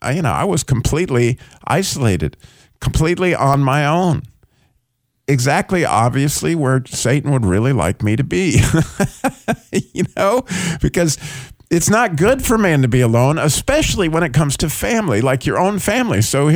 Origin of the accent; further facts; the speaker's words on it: Idaho, United States; born there; also born or lived in California / Colorado / New Mexico / Michigan; I was born in Idaho. I lived in Michigan, Illinois, obviously North Carolina and Georgia, and I just lived all over the place.